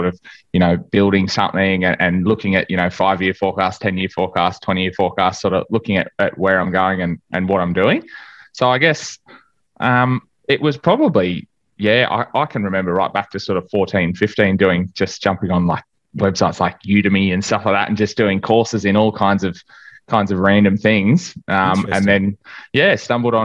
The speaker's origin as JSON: {"language": "English", "town": "Cowra", "region": "New South Wales", "country": "Australia", "tie": "born or raised there", "also_born_or_lived": "Bathurst", "moved": "as an adult", "said": "I grew up in Cowra, which is a sort of town that's only got about 6,000 people in it. It's about 4 hours west of Sydney"}